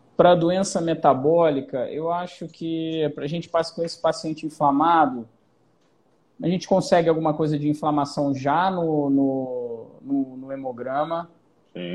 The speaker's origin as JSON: {"language": "Portuguese", "region": "Rio de Janeiro", "country": "Brazil", "said": "Eu sou carioca que não vou pra praia"}